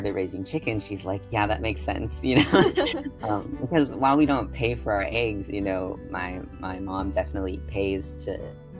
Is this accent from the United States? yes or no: yes; San Jose, California, United States; also born or lived in East Coast; growing up in California